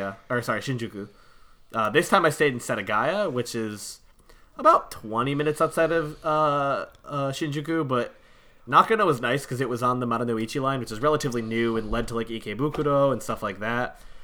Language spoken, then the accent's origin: English; United States; Yeah, I'm American. I can't figure it out myself.